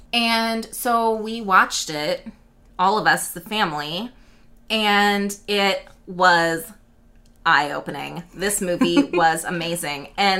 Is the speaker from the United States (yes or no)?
yes; United States; we are American.